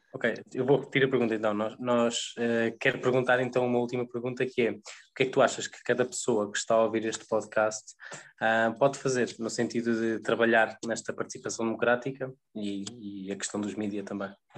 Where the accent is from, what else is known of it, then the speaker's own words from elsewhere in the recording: Viseu, Centro, Portugal; eu também sou do interior, sou, sou de Viseu